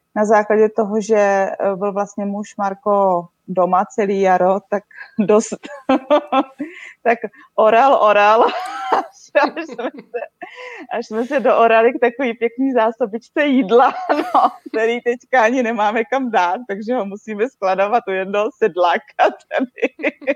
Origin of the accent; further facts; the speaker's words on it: Česká Třebová, Pardubice Region, Czechia; moved away as an adult; now in Slovenia; pocházím z Český Třebový